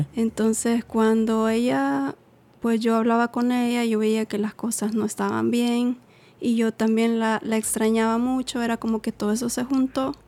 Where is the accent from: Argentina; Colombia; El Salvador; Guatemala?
El Salvador; moved away; soy salvadoreña